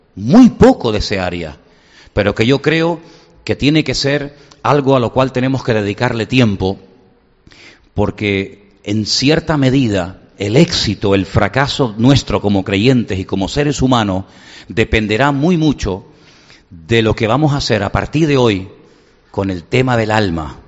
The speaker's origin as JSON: {"language": "Spanish", "country": "Venezuela", "tie": "born or raised there", "moved": "yes", "lives_now": "Spain", "said": "Enseguida me vinieron los recuerdos de mi infancia, cuando yo vivía en Venezuela"}